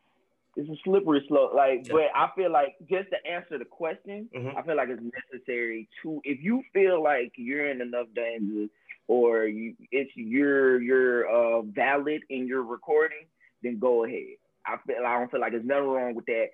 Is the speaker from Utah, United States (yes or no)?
no; Georgia, United States; I'm from Georgia